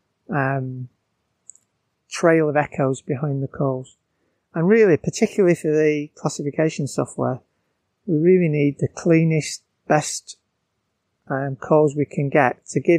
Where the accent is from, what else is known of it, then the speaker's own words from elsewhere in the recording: Bolton, North West England, United Kingdom; now in Surrey, United Kingdom; I'm from Bolton